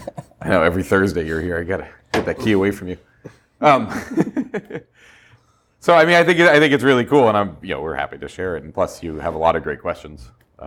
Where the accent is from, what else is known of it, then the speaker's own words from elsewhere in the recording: Colorado, United States; I'm from Colorado